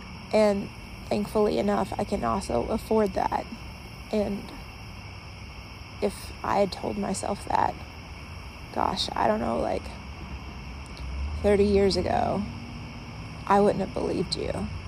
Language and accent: English; the South, United States; Like, growing up in the South, I used to hear people just tell stories all the time.